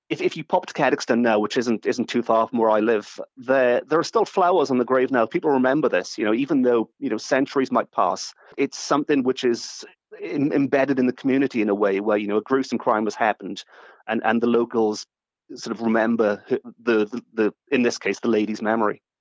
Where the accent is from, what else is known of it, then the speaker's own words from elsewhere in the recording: Port Talbot, Wales, United Kingdom; I grew up in Port